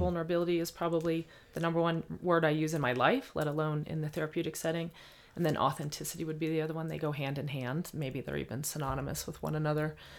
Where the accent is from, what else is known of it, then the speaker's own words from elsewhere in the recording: Bloomington, Indiana, United States; growing up in Bloomington, Indiana